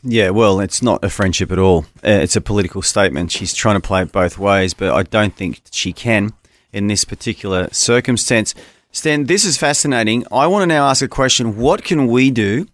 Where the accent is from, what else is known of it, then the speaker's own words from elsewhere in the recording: Australia; As an Australian